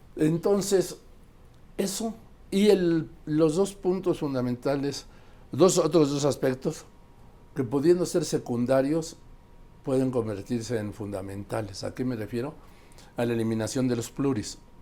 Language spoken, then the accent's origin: Spanish; Mexico; also born or lived in Madrid, Spain; yo soy mexicano